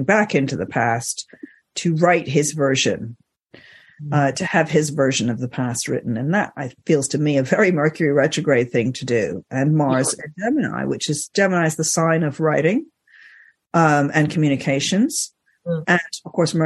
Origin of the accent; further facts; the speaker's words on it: Egypt; moved away; I grew up in Egypt